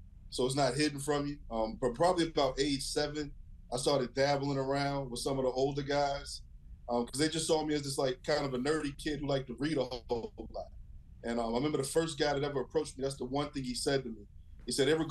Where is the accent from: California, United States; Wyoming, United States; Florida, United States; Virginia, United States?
Virginia, United States; Herndon; also born or lived in Western Pennsylvania; I grew up in Herndon, Virginia, actually Fairfax County